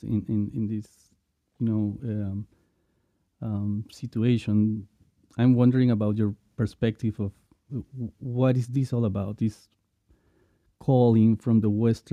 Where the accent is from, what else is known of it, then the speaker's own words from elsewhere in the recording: Lima, Peru; I was born in Lima as well, you know, in the city